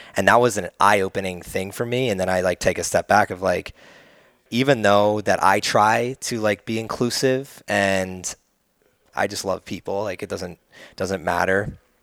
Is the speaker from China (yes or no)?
no; New Jersey, United States; now in Austin, United States; I come from the East Coast, and New Jersey is, like, way much more a, a melting pot